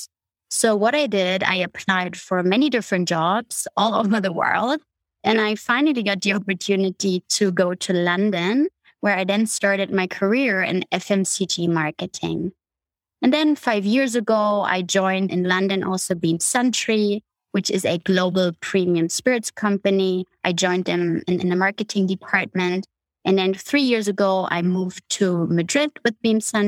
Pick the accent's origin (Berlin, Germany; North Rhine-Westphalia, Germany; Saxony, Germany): Berlin, Germany; moved away; I grew up in Germany, in East Berlin.